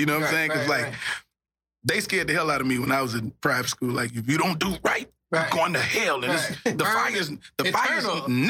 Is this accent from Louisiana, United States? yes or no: yes; Shreveport, Louisiana, United States; It was crazy, man. All I can remember when I reflect back Shreveport, you know, I went to private school, so, you know, we stayed in the hood